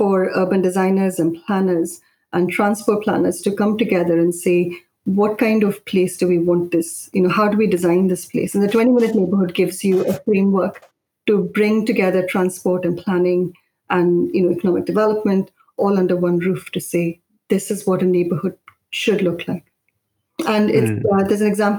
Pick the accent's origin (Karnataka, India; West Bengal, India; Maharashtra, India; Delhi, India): Maharashtra, India; Mumbai; also born or lived in Indonesia / Kerala; now in United Kingdom; I grew up in Bombay